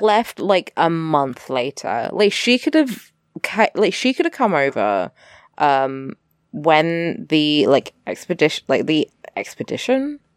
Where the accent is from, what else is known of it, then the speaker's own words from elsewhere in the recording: England, United Kingdom; I'm English